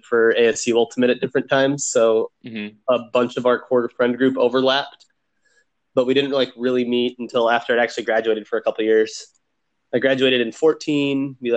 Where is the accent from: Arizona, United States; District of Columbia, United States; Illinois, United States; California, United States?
Arizona, United States; Phoenix; I am born and raised in Phoenix, and I've never left and never planned